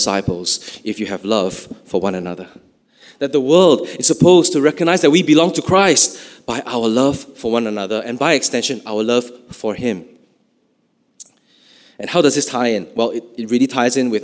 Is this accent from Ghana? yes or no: no; Malaysia